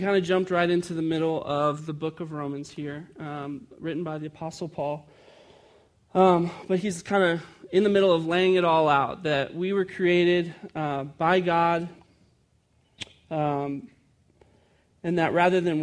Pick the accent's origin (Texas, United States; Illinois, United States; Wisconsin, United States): Illinois, United States; Chicago; I grew up in Chicago, and we got a day off in March because we celebrated Casimir Pulaski